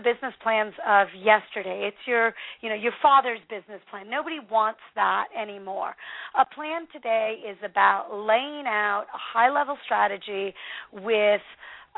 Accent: the Northwest, Pacific Northwest, United States; I'm from the Northwest.

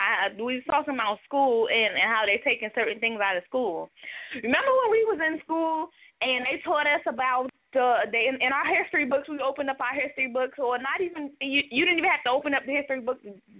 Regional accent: the South, United States; also born or lived in Florida; I'm from down south

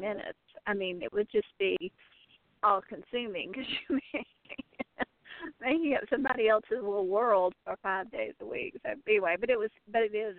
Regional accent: Columbia, South Carolina, United States; growing up in Columbia, South Carolina

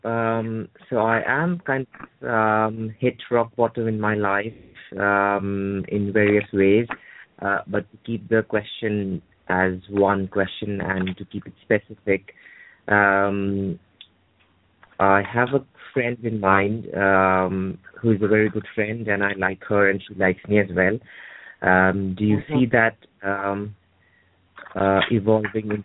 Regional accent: India; now in United Kingdom; I am originally from India and I'm settled in the UK

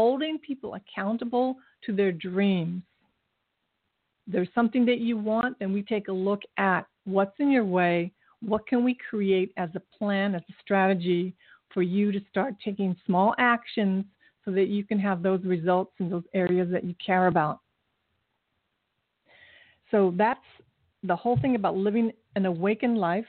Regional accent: Japan; now in United States; my country where I was born in Japan, there's no litter anywhere

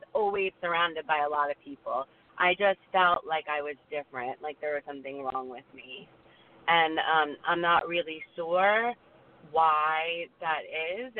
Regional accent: South Florida, United States; I grew up in South Florida

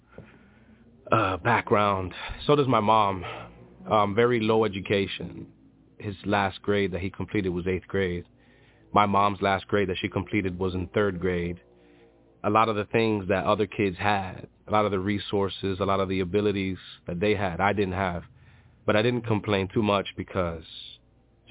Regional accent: New York City, New York, United States; I'm from Dykeman. It's Manhattan, New York

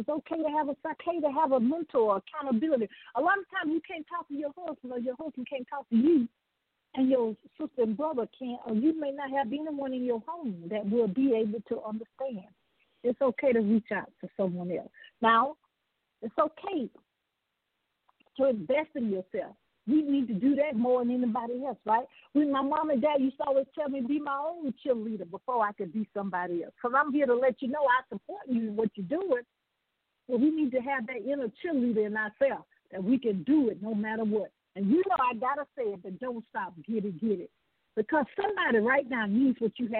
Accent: the South, United States; you can tell I'm from the South.

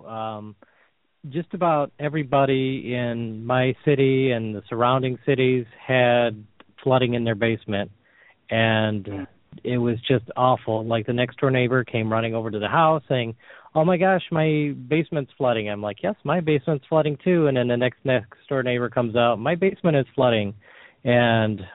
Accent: Sterling Heights, Michigan, United States; I grew up in Sterling Heights, Michigan, which is just north of Detroit

